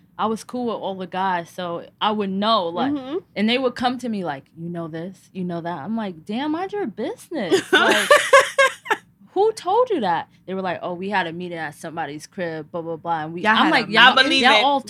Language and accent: English; New York City, New York, United States; I am from Harlem